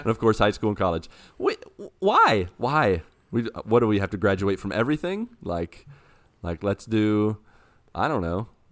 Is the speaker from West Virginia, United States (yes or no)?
yes; Grafton, West Virginia, United States; moved away; my hometown in this game and walk around West Virginia